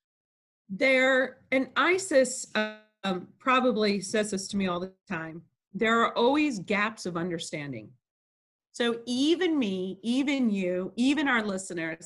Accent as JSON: {"language": "English", "town": "Chicago", "region": "Illinois", "country": "United States", "tie": "born or raised there", "said": "I was born in Chicago, Illinois"}